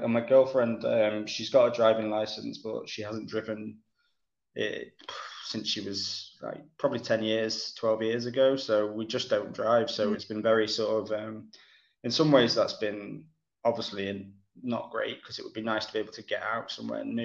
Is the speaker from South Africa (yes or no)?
no; Cromford, East Midlands, United Kingdom; moved away as an adult; now in Manchester, United Kingdom; I was born not far from Manchester, a place called Derbyshire. Well, a little village called Cromford, which is in Derbyshire